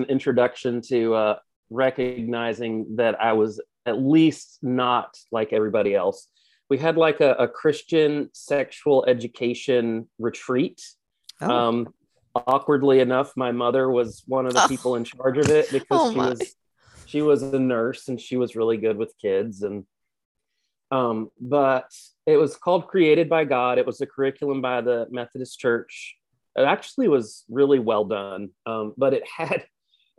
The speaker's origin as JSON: {"language": "English", "town": "Cartersville", "region": "Virginia", "country": "United States", "tie": "born or raised there", "said": "I grew up in rural Virginia, a tiny little town called Cartersville"}